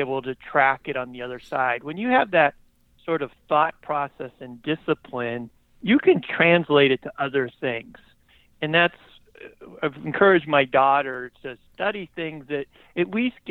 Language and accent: English; Orange County, California, United States; also born or lived in Hollywood, California; I grew up in Southern California. I was born in Hollywood, California, and was raised in Orange County, California